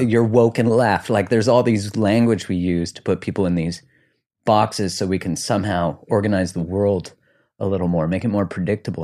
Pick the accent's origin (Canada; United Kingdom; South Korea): Canada; now in United States; I'm Canadian